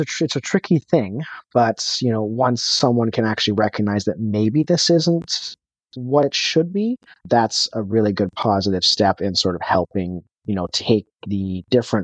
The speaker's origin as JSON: {"language": "English", "country": "Canada", "said": "I'm from Canada"}